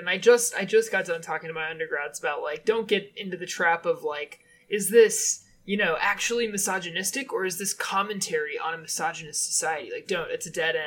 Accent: United States; I'm an American

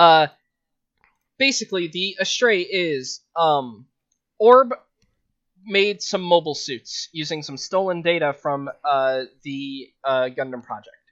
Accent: Las Vegas, Nevada, United States; moved away; I'm from Vegas

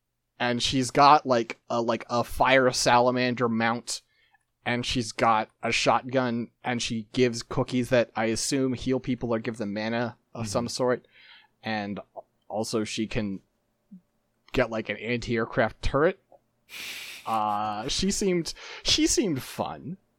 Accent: United States; I have strong feelings about cops, because I'm from the United States.

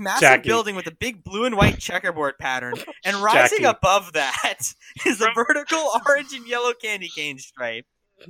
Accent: New Jersey, United States; because I'm from New Jersey

